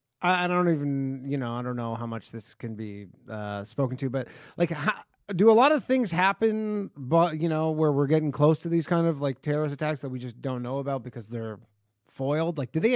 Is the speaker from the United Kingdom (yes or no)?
no; Canada; now in New York City, United States; I live in New York City. I'm just from Canada.